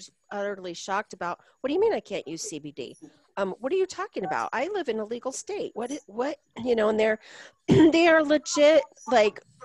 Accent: Colorado, United States; I'm from Colorado

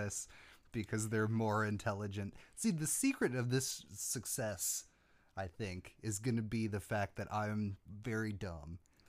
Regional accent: the South, United States; we're from the South.

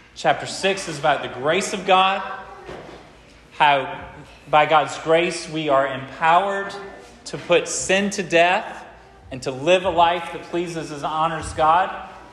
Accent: United States

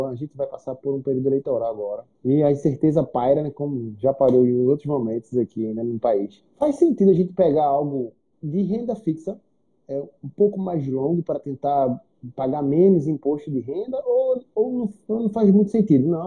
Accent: Northeast Region, Brazil; Eu sou do Nordeste

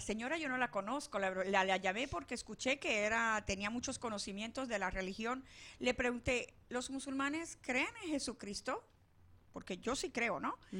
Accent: Venezuela; also born or lived in Palestine; now in Arizona, United States; nací en Venezuela

